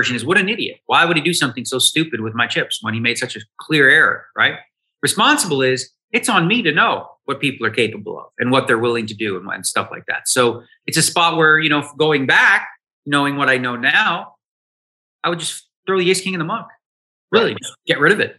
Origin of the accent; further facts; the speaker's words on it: Toronto, Ontario, Canada; I came from Toronto